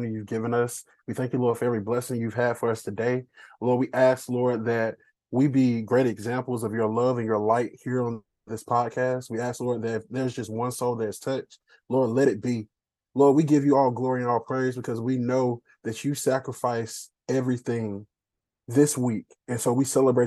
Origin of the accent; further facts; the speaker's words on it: Durham, North Carolina, United States; now in Fayetteville, United States; Born and raised in Durham